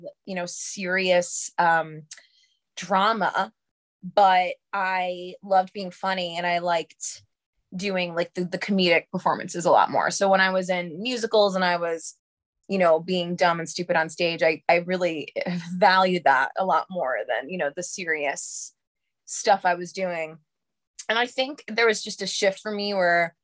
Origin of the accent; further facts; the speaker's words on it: New York City, New York, United States; I'm from New York. I grew up in Harlem